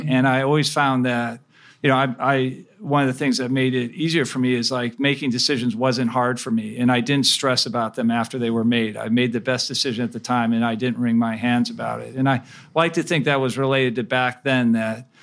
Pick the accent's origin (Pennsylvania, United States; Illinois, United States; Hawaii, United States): Illinois, United States; Chicago; also born or lived in Cleveland, Ohio; I spent most of my growing up years in the Chicago area.